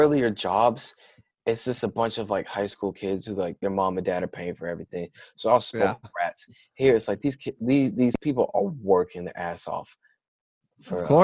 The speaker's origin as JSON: {"language": "English", "town": "Snellville", "region": "Georgia", "country": "United States", "also_born_or_lived": "Boston", "accent": "southern", "said": "From Snellville, like Georgia."}